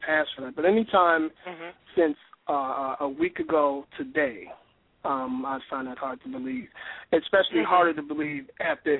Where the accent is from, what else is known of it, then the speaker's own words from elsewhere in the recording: Chicago, Illinois, United States; moved away; also born or lived in West Palm Beach; my hometown of Chicago